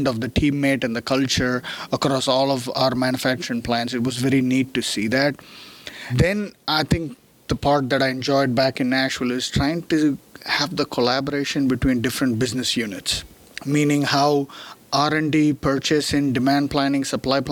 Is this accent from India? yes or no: yes; India; moved away as an adult; also born or lived in Chennai, India / Louisville, United States; now in United States; born and raised in India, grew up over there, did mechanical engineering back in India